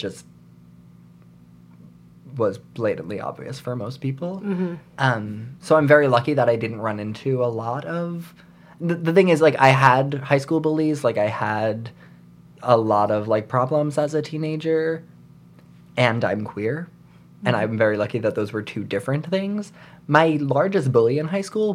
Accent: New York, United States; I grew up in New York

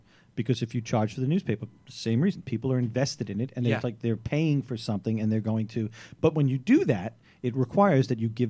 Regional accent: New York City, New York, United States; I grew up on Staten Island.

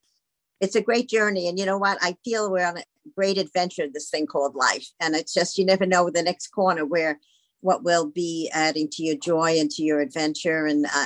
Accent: Palm Beach, Florida, United States; you're from Naples, I'm from Palm Beach, and here we are.

